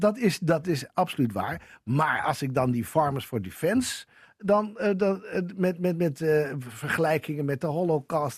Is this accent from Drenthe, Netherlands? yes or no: yes; Assen, Drenthe, Netherlands; Ik kom uit Assen en dat was fantastisch.